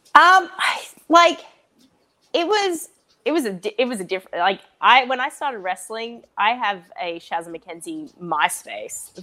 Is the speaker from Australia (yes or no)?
yes; Australia; I'm Australian and that I was born in Australia